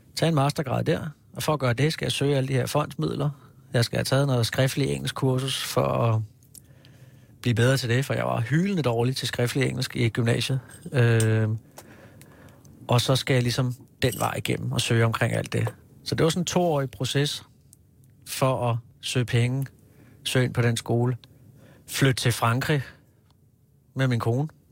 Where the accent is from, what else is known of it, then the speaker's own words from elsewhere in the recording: Hillerød, Capital Region of Denmark, Denmark; moved away as an adult; also born or lived in Kirke Værløse; now in Copenhagen, Denmark; har jeg vokset op i Hillerød